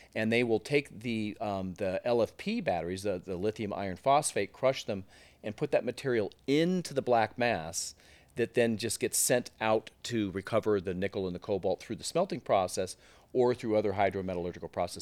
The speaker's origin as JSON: {"language": "English", "area": "Silicon Valley", "region": "California", "country": "United States", "tie": "born or raised there", "said": "I was born and bred in Silicon Valley, and, um, uh, grew up there"}